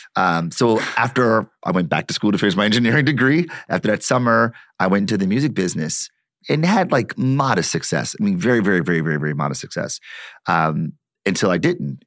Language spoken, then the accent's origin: English; Detroit, Michigan, United States; I'm born and raised in Detroit